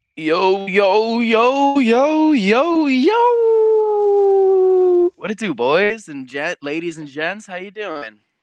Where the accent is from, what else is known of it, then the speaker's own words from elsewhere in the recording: New York, United States; also born or lived in Long Island; I'm 19 years old. I'm from New York. Live on Long Island